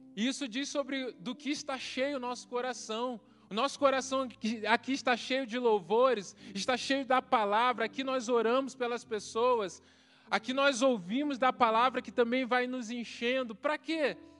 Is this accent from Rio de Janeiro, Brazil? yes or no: yes; Baixada Fluminense, Rio de Janeiro, Brazil; moved away as an adult; also born or lived in Mamborê, Paraná; now in Paraná, Brazil; Eu cresci na, na Baixada Fluminense